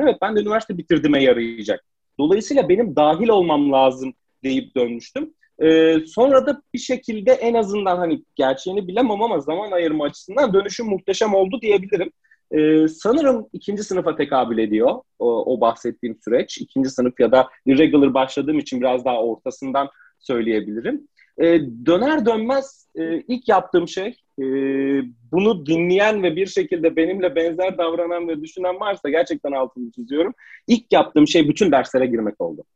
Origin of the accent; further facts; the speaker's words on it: Manisa, Turkey; moved away as an adult; Manisalıyım, memlekete döndüm